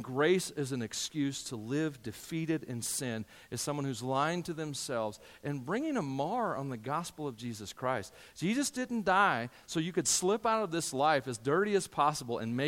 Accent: United States; I'm an American, and I'm proud to be an American a lot of days

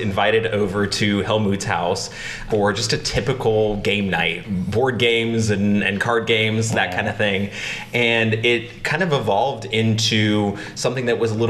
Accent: Panama City, Florida, United States; now in Atlanta, United States; I was born in Panama City, Florida, but have been in Atlanta for about 20 years now. I was born into a pretty religious family. My parents were both officers in the Salvation Army.

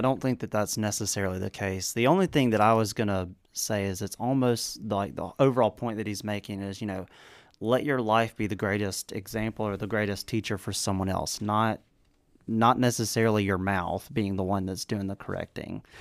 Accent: the South, United States; I'm from the South.

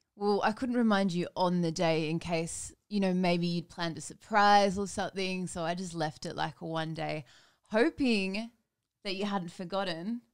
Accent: Vanuatu; moved away; I grew up in Vanuatu

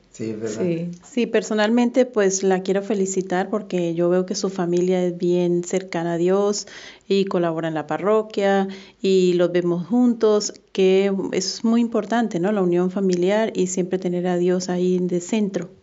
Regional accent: Barranquilla, Atlántico, Colombia; yo soy de Barranquilla, Colombia

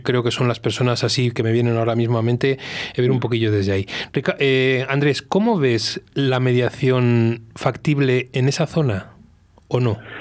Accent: Velilla del Río Carrión, Castile and León, Spain; moved away; Yo nací en Belilla del Río Carrión

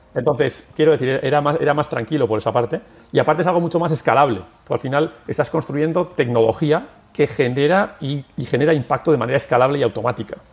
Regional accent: San Sebastián, Basque Country, Spain; moved away as an adult; also born or lived in Sweden / Brussels; Yo soy de Donostia, de San Sebastián.

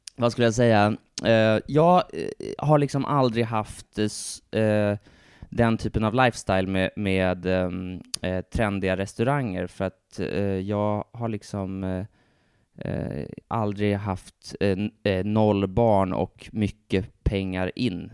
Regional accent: Stockholm, Stockholm County, Sweden; en riktig stockholmare precis som jag

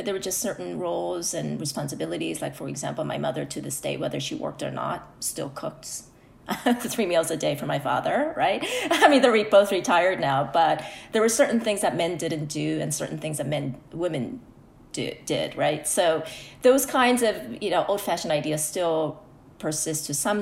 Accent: United States; first language Korean; English is a second language; also born or lived in South Korea; I immigrated to the U.S. when I was 7. However, growing up as a young person here, my family is still was very traditional.

